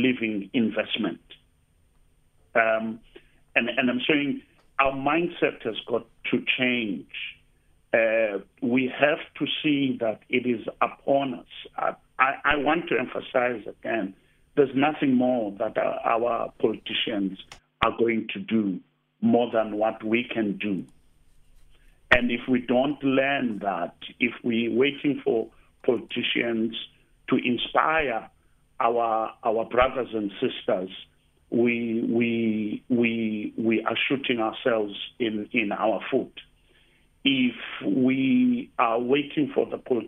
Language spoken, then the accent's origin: English; Eastern Cape, South Africa; now in Cape Town, South Africa; I come from the Eastern Cape and I'm in Cape Town